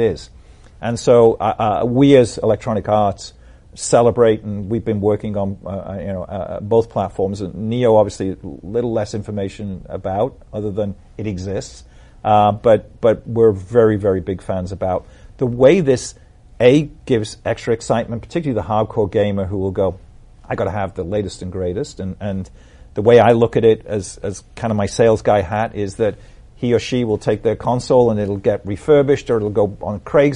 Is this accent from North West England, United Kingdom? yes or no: yes; Liverpool, North West England, United Kingdom; accent: Liverpool; moved away; also born or lived in San Francisco; my accent sounds more Boss Hog than it does Liverpool